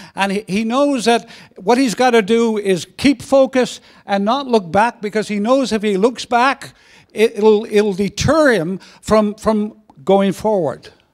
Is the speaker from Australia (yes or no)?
no; Belfast, Northern Ireland, United Kingdom; moved away; also born or lived in Canada; a teenager, uh, growing up in, in, in Belfast